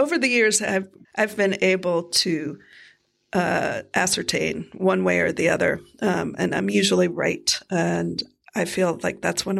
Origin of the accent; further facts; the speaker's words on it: Miami, Florida, United States; I am from Miami, Florida originally